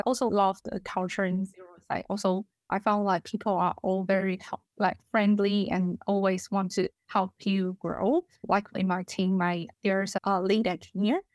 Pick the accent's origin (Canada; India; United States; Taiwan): Taiwan; English is a second language; moved away as an adult; also born or lived in Melbourne, Australia; now in Australia; I'm from Taiwan, and now I work as associate engineer in Zero